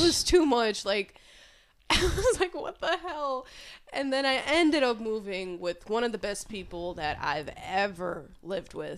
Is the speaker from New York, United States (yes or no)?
yes; New York City, New York, United States; moved away as an adult; now in Albany, United States; originally from Queens, New York, and I moved up to Albany back in twenty seventeen